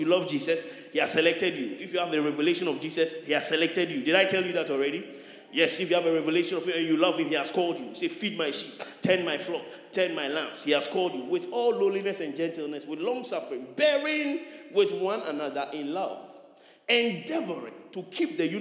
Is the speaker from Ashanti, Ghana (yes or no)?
no; Nima, Greater Accra, Ghana; I'm a Nima boy